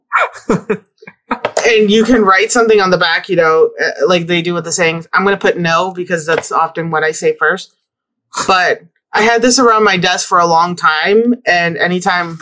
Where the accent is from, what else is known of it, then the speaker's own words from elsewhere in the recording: Chicago, Illinois, United States; now in Seattle, United States; that's still my hometown